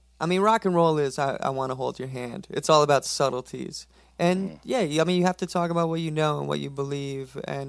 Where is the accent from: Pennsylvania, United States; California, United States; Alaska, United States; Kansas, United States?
Alaska, United States; growing up in Alaska.